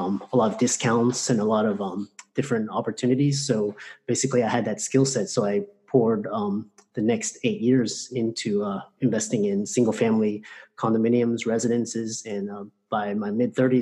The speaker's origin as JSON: {"language": "English", "town": "Houston", "region": "Texas", "country": "United States", "tie": "born or raised there", "said": "I grew up in Houston and grew up in very humble circumstances"}